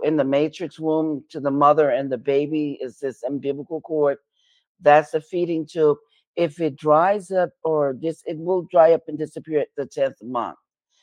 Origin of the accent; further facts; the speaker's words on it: New York City, New York, United States; I'm from New York City